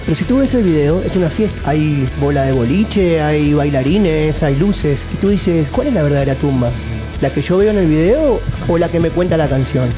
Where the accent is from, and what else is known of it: Spain